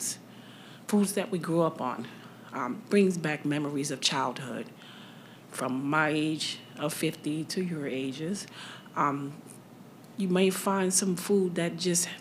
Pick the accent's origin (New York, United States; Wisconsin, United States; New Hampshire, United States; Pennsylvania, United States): New York, United States; moved away; I'm actually from up north, okay. New York.